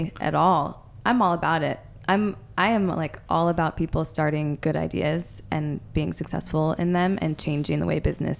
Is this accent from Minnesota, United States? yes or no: no; Detroit, Michigan, United States; also born or lived in Chattanooga, Tennessee; I love that I grew up in Detroit, and that's really where I spent the majority of my life.